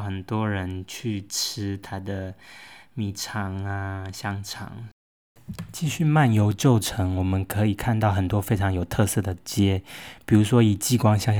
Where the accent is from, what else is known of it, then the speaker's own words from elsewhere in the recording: Taichung, Taiwan; moved away as an adult; also born or lived in Nantou / Taipei / Beijing; 毕竟我算是半个台中人。我在南投出生，可是我在小学、高中，总共八九年的生涯里，我都是生活居住在台中。所以台中对我来说是一个记忆生活之地，充满回忆。即使后来大学到了台北研究所，去了北京